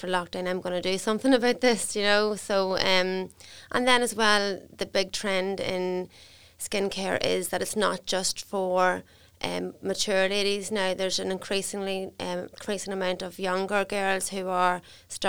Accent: Crossmaglen, Northern Ireland, United Kingdom; I'm from Cross McGlen in County Armagh

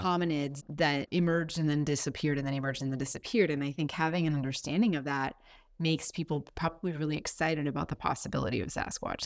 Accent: Florida, United States; love my home state.

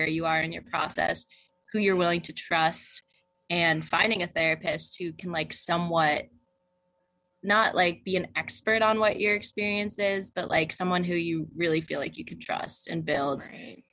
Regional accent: New Jersey, United States; moved away as an adult; also born or lived in Nanchang, China / Colorado / Pennsylvania / Arizona; I grew up in New Jersey, but now I've lived in so many states

